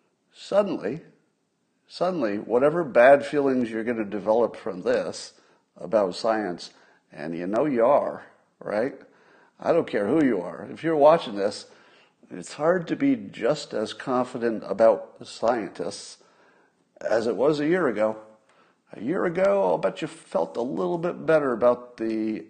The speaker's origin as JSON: {"language": "English", "country": "United States", "said": "I'm so American"}